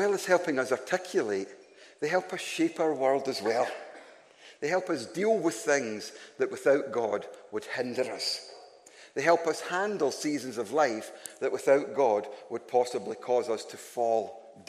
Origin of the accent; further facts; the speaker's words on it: Glasgow, Scotland, United Kingdom; I am from Glasgow